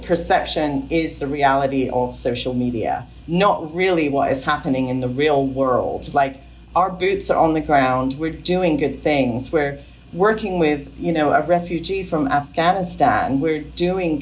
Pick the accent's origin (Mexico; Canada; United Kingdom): United Kingdom; England; I grew up in England with a strong work ethic